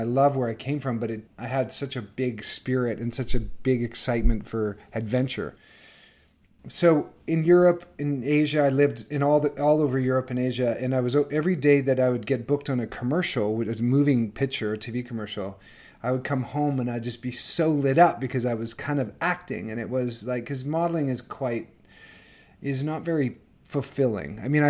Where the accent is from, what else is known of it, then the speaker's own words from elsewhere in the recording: Northern Canada, Canada; I grew up in Northern Canada. On a farm